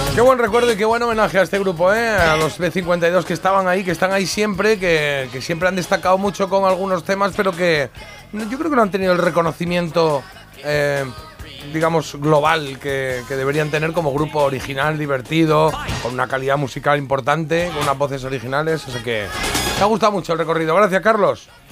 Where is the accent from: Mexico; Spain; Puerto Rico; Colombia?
Spain; Andalusia; en honor a mi tierra, en honor a Andalucía